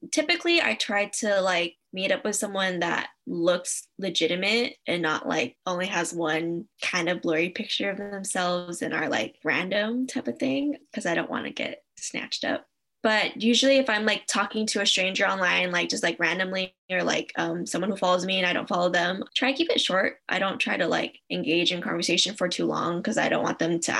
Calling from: Anaheim, California, United States; My pronouns are she, her, hers, and I'm calling from Anaheim, California.

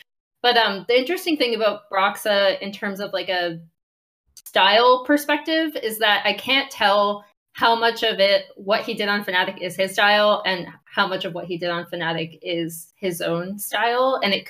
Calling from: Venice, California, United States; I'm calling from Venice, California.

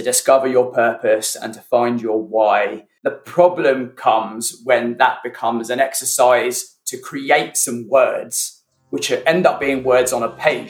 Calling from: near Reading, South East England, United Kingdom; Calling in from near Reading in the UK.

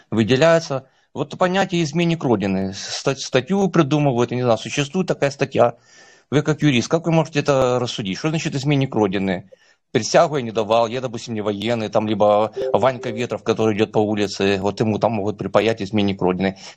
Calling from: Ukraine; Э, значит, э, я звоню из Украины, тут такая ситуация.

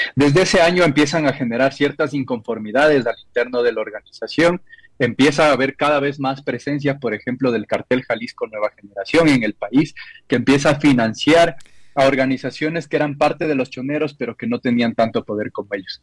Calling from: Ecuador; Saludos desde Ecuador

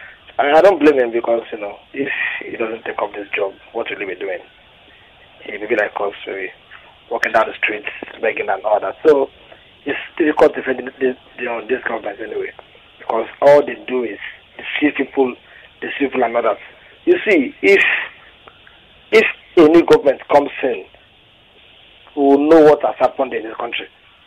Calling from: Ikorodu, Lagos, Nigeria; I'm calling from Ikorodu.

